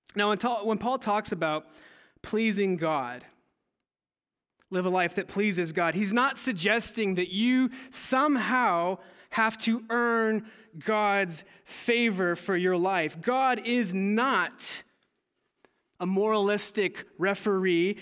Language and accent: English; California, United States; moved away; I'm originally from California, and as a teenager, I attended a Saddleback church with my family